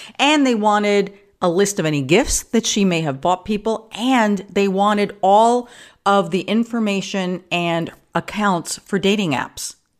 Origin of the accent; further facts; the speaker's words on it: New York, United States; now in California, United States; Like in New York, I grew up in New York